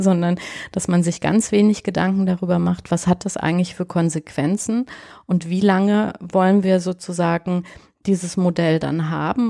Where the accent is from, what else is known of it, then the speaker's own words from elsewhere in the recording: Bavaria, Germany; ich bin ja auch in Bayern groß geworden und komme aus einer italienischen Familie